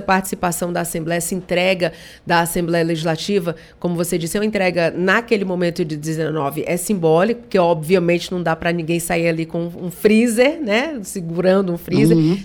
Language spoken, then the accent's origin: Portuguese; Barbacena, Minas Gerais, Brazil; quando eu era criança pequena lá em Barbacena